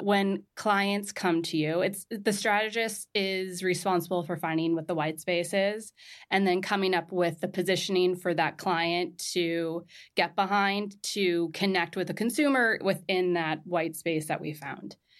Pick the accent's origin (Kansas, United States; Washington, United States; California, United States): California, United States; Southern; moved away as an adult; also born or lived in Marrakesh, Morocco; now in New York, United States; I'm from Southern California. So right in between Santa Barbara and L A, ten minutes inland from Malibu.